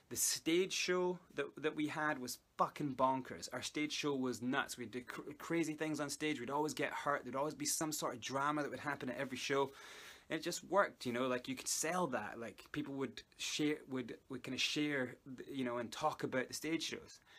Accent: South Africa; accent: Scottish; I'm actually South African, but I learned how to speak a Scottish accent and it kind of stuck by.

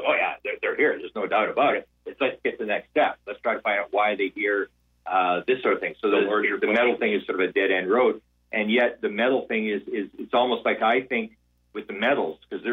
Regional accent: Canada; I'm from Canada where it's very cold now.

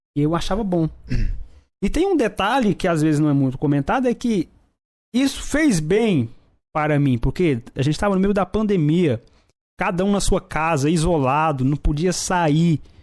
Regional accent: Brazil; eu sou brasileiro

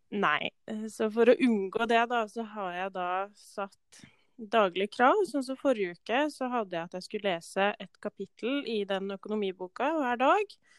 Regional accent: Valdres, Innlandet, Norway; moved away as an adult; now in Molde, Norway; kommer fra Valdres

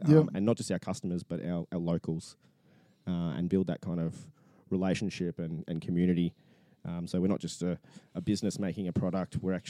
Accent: Gold Coast, Queensland, Australia; I was born and bred on the Gold Coast, and there's not many of us like that.

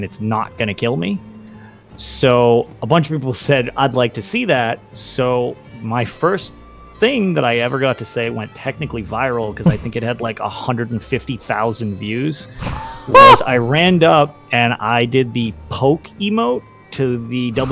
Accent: Boston, Massachusetts, United States; I'm from Boston

